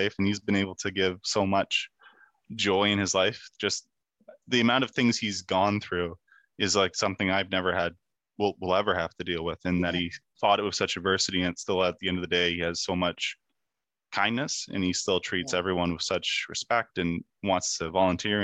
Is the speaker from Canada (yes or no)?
yes; Kemptville, Ontario, Canada; my school in my hometown of Kempville, Ontario